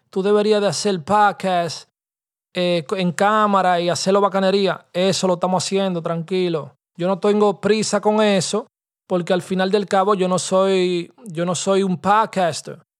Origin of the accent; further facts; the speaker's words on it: Dominican Republic; nosotros somos nosotros, dominicanos y vaina